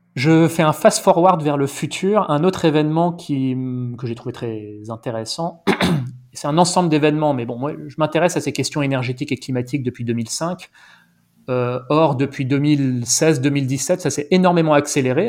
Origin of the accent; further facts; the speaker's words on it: Paris, Île-de-France, France; also born or lived in Ariège; je suis parisien. Euh, j'ai vécu une bonne partie de ma vie à Paris